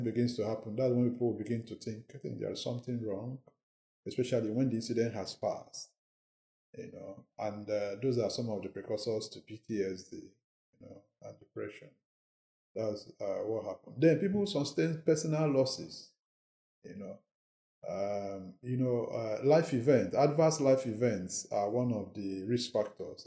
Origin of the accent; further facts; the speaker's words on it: Nigeria; moved away as an adult; now in London, United Kingdom; I'm from Nigeria